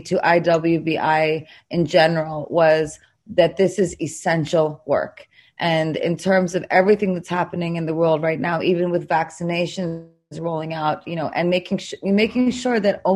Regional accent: New York City, New York, United States; I'm from New York. I was there when the Twin Towers were hit.

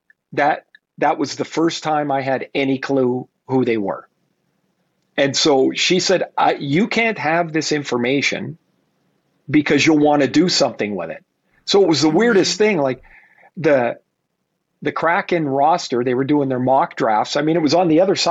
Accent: Canada; I'm Canadian

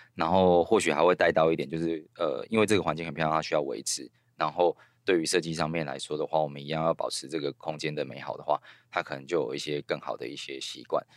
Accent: Kinmen County, Taiwan; moved away as an adult; also born or lived in Kaohsiung; now in Taipei, Taiwan; 我在金门长大的时候

